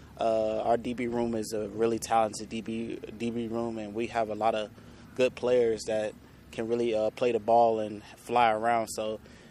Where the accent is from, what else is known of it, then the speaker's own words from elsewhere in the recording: Roanoke, Virginia, United States; moved away as an adult; now in Edmonton, Canada; I came from Roanoke, Virginia.